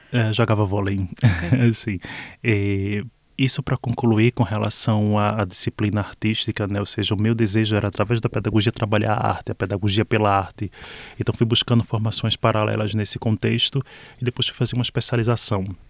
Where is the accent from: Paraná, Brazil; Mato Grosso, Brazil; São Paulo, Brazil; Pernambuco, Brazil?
Pernambuco, Brazil; Olinda; moved away; Eu falo especificamente de onde eu vim. Eu nasci em Olinda